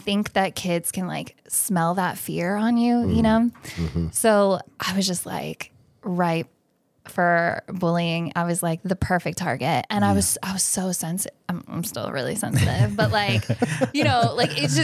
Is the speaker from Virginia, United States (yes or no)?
yes; Northern Virginia, United States; also born or lived in New York; now in Annapolis, United States; I grew up in Northern Virginia